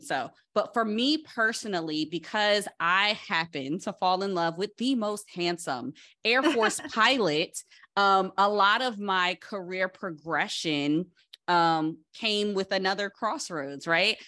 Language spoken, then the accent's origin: English; Paterson, New Jersey, United States; growing up in Patterson, New Jersey, that's really close to New York